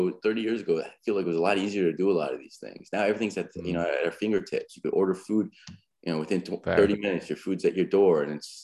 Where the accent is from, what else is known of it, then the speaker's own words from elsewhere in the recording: United States; also born or lived in California; as an American society